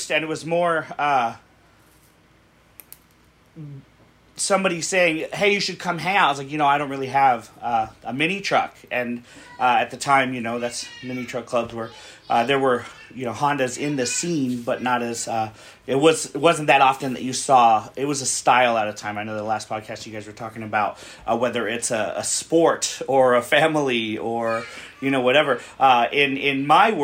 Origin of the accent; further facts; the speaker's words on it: San Diego, California, United States; I'm from San Diego, California